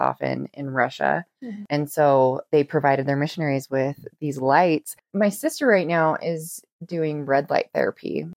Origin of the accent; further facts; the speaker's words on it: Costa Rica; I'm from Costa Rica